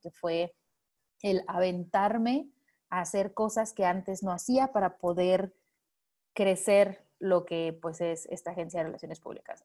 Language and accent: Spanish; Manzanillo, Colima, Mexico; now in Mexico City, Mexico; soy originaria de Manzanillo, Colima